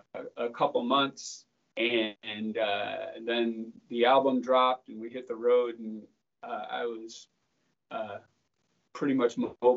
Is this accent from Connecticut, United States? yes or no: no; Rochester, New York, United States; moved away as an adult; also born or lived in Pennsylvania; I grew up in Rochester, New York. So upstate New York